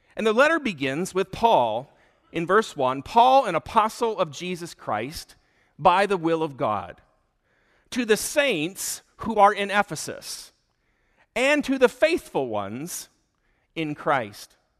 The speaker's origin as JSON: {"language": "English", "region": "Michigan", "country": "United States", "tie": "born or raised there", "also_born_or_lived": "Oklahoma City, United States", "moved": "as an adult", "lives_now": "Delafield, Wisconsin, United States", "said": "I grew up in Michigan, but I spent most of my adult life in Oklahoma City"}